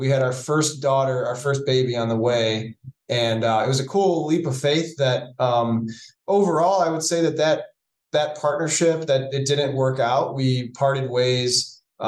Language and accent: English; Cleveland, Ohio, United States; I'm from Cleveland, Ohio. My wife and I were both born and raised here